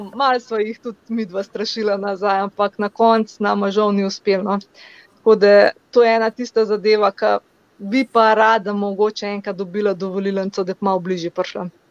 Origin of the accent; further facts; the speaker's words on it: Slovenia; sem iz Slovenije